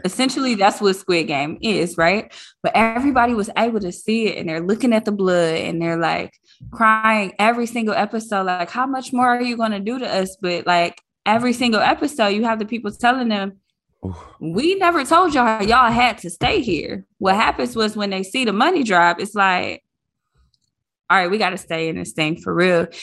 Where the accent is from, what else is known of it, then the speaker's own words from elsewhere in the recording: Detroit, Michigan, United States; I grew up in Detroit public schools